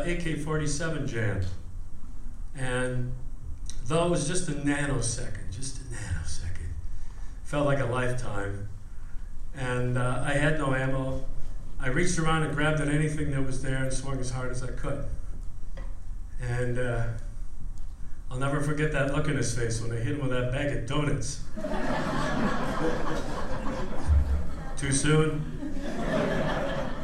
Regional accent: Minnesota, United States; Grew up on a farm in Minnesota, down there in the southeast part of the state

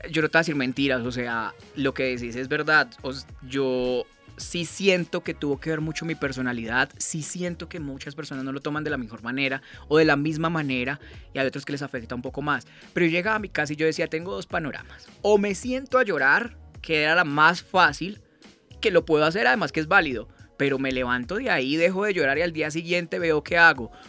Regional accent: Cartago, Valle del Cauca, Colombia; moved away as an adult; also born or lived in Pamplona, Norte de Santander; me regresé a mi tierra, a Cartago Valle

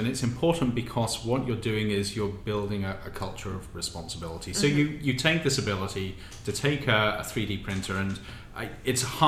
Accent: United Kingdom; now in United States; being a Brit

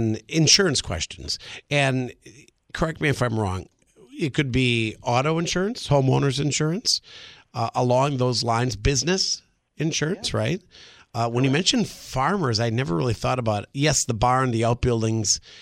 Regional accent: Random Lake, Wisconsin, United States; I grew up in Random Lake, but Fredonia is just south of Random Lake.

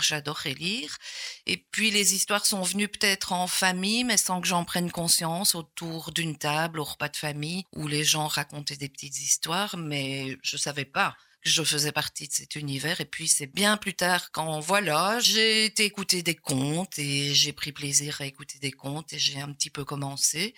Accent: Gosselies, Wallonia, Belgium; moi je suis né à Gosselies, à l'ancienne maternité de Gosselies.

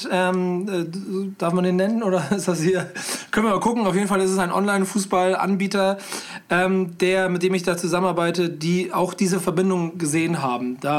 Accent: Hamburg, Germany; ich bin ja Hamburger

